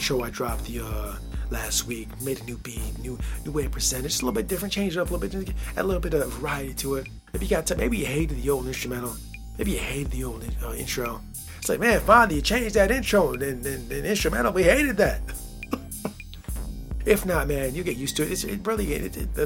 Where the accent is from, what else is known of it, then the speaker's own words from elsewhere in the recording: Michigan, United States; I grew up here, the culture, and I was raised in the Midwest, state of Michigan